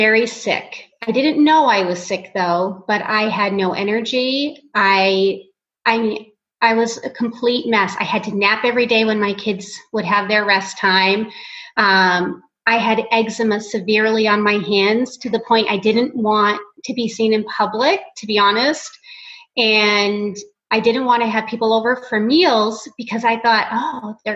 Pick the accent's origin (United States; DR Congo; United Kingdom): United States; Portland, Maine; moved away as an adult; now in Phoenix, United States; I grew up in Portland, Maine